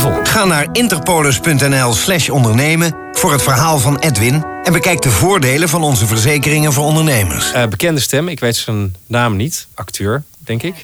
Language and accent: Dutch; North Holland, Netherlands; ik, ja, kom uit Noord-Holland